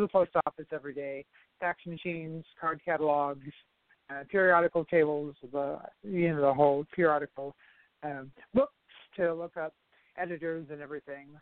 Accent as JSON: {"language": "English", "town": "Toledo", "region": "Ohio", "country": "United States", "said": "I'm from Toledo originally"}